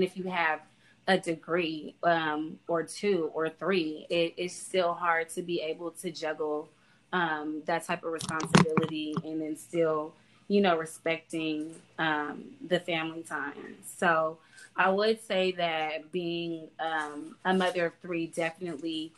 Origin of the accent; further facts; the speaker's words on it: the South, United States; we're from the South